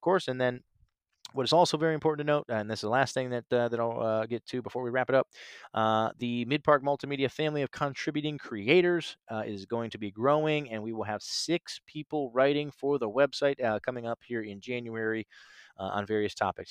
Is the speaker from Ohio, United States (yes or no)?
yes; Canton, Ohio, United States; moved away as an adult; also born or lived in Nashville, Tennessee / Chicago; my leaving my hometown, my home state of Ohio, uh, Canton, Ohio, and, and moving to Nashville December twenty-seventh, twenty fifteen.